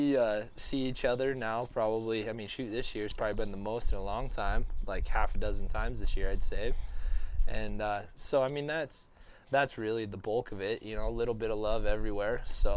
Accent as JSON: {"language": "English", "town": "Ronan", "region": "Montana", "country": "United States", "tie": "born there", "said": "I was born in Ronan, Montana. But we were a little bit of nomads after that."}